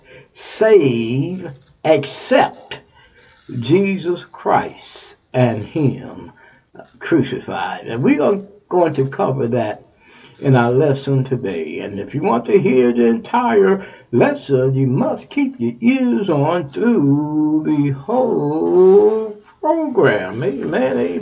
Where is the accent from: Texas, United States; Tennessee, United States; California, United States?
Texas, United States; Texas, my home state